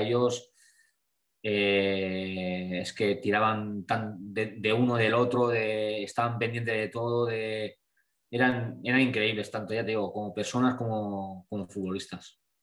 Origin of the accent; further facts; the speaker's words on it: Blanes, Catalonia, Spain; moved away as an adult; also born or lived in Santander; yo soy de Blanes